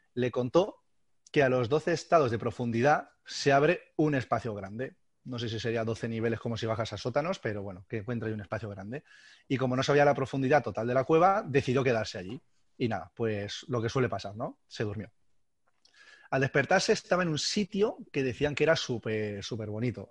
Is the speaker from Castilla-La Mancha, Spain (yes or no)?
yes; Castilla-La Mancha, Spain; now in Alicante, Spain; como realmente soy manchego, aunque ya llevo unos cuantos años en Alicante